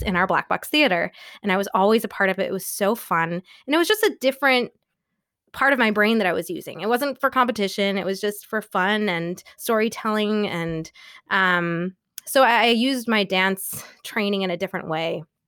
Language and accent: English; New York, United States; SUNY school, I'm from New York